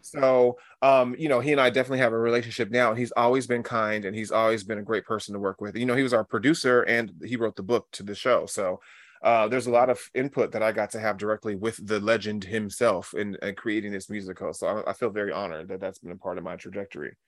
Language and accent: English; San Diego, California, United States; I grew up in San Diego, California